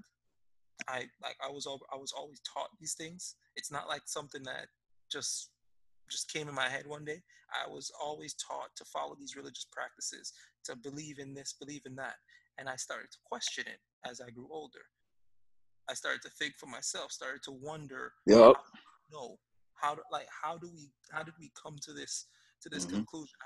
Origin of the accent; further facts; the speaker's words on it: Jamaica; moved away; I grew up in Jamaica. Jamaica is probably one of the most religious countries in the world.